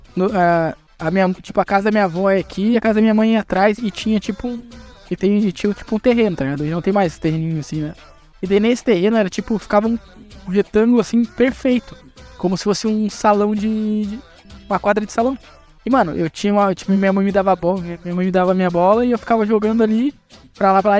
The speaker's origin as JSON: {"language": "Portuguese", "region": "Rio Grande do Sul", "country": "Brazil", "said": "Eu sou do Rio Grande do Sul"}